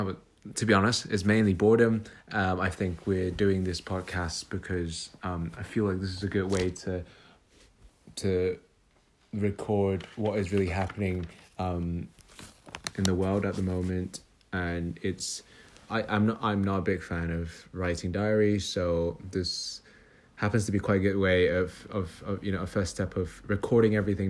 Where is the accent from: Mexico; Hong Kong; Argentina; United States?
Hong Kong; now in London, United Kingdom; I'm 27 years old, and I am also from London. I'm also from Hong Kong.